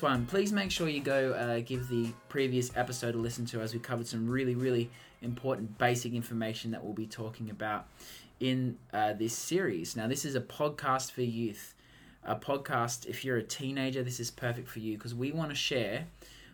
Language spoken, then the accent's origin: English; Moree, New South Wales, Australia; moved away; my hometown of Moree.